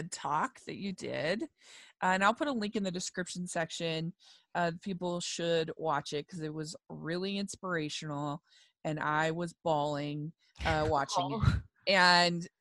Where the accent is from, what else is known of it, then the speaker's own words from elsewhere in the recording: Middletown, Maryland, United States; I grew up actually in Frederick County in Maryland.